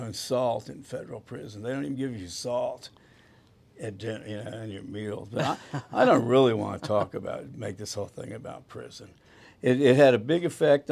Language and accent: English; Dallas, Texas, United States; also born or lived in Houston; Born and raised in Dallas, Texas, the oldest of three children